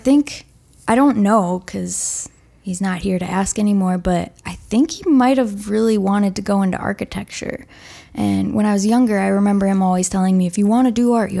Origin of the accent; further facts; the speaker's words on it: Manitowoc, Wisconsin, United States; moved away as an adult; now in Minnesota, United States; That's my hometown.